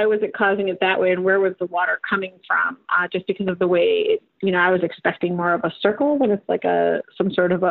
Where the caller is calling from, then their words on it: Rochester, New York, United States; Rochester, New York.